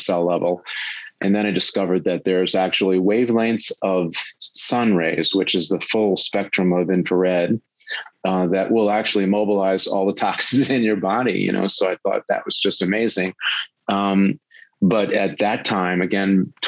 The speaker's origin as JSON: {"language": "English", "area": "Long Island, South Shore", "region": "New York", "country": "United States", "tie": "born or raised there", "said": "I grew up on Long Island on the South Shore"}